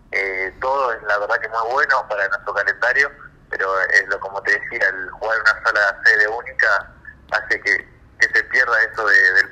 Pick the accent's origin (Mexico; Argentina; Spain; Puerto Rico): Argentina